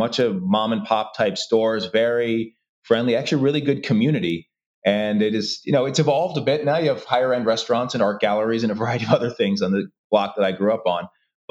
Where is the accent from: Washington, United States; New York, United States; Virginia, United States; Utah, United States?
New York, United States; Brooklyn; I think it was great. Brooklyn was a fantastic time. My parents bought a house there in the 70s and still live in that same home today.